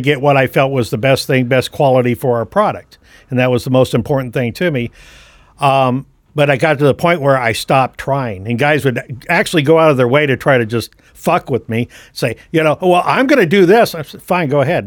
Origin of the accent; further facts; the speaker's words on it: San Francisco, California, United States; moved away as an adult; now in Kokomo, United States; I was born and raised right there in the Bay Area.